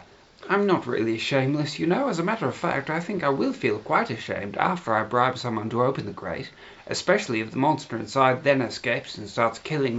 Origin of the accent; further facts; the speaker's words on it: United Kingdom; And the important thing to note is we're British, you know.